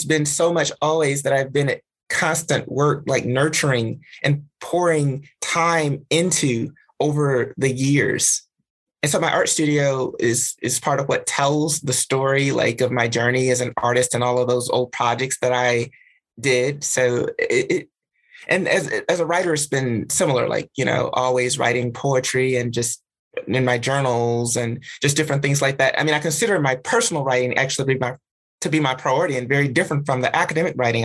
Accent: Alabama, United States; moved away; the social grounding that I got in Alabama

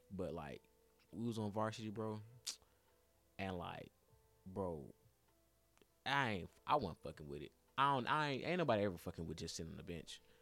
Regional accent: Atlanta, Georgia, United States; also born or lived in Jackson, Tennessee; I'm, like, the only nigga from Atlanta

